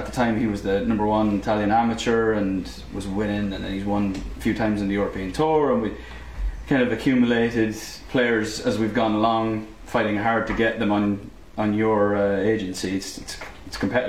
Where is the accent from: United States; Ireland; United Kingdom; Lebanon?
Ireland; being Irish. I mean, just growing up in the island